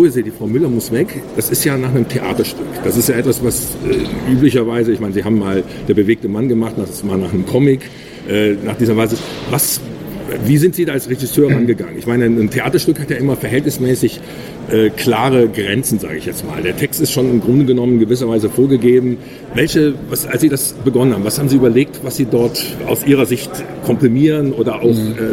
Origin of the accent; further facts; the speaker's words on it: Düsseldorf, North Rhine-Westphalia, Germany; ich bin in Düsseldorf selber aufgewachsen.